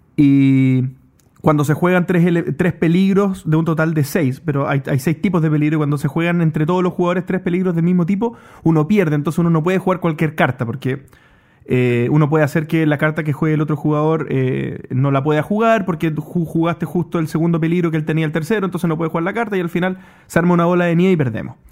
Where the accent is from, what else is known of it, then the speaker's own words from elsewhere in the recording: Chile; yo también soy chileno.